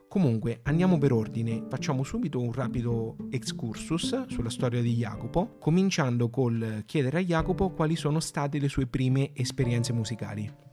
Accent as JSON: {"language": "Italian", "town": "Porto Sant'Elpidio", "region": "Marche", "country": "Italy", "said": "nella nostra Porto Sant'Elpidio"}